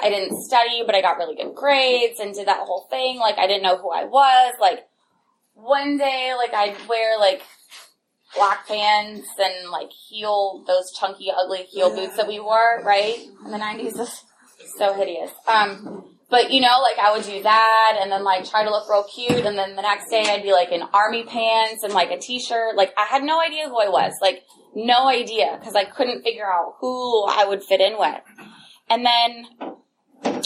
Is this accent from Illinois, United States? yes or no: no; Upper Arlington, Ohio, United States; growing up in Upper Arlington, it was a suburb of Columbus.